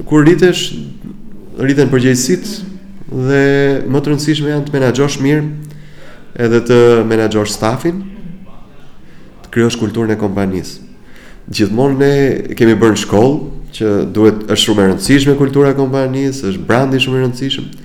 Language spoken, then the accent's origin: Albanian; Albania; Mbase dhe ne si shqiptar